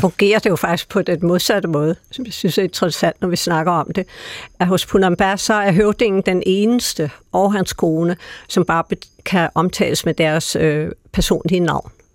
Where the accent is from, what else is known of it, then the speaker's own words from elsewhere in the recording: Denmark; som danskere